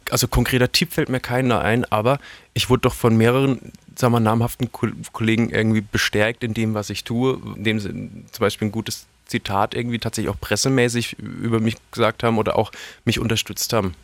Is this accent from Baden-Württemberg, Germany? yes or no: yes; Karlsruhe, Baden-Württemberg, Germany; ich komme aus Karlsruhe